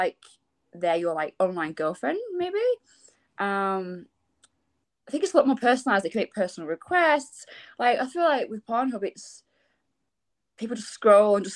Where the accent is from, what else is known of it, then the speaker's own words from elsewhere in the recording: England, United Kingdom; moved away as an adult; I come from England and I've been here 10 years